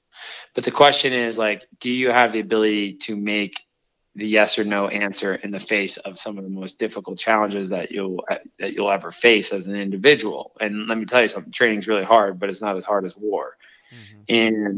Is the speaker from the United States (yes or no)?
yes; Miami, Florida, United States; But now I grew up in Liberty City and I had nothing. I was killed with gang violence and all these things and overcame.